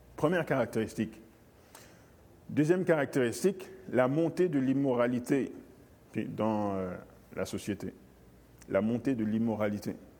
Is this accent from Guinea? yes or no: yes; Guinea; moved away; mon pays d'origine, euh, la Guinée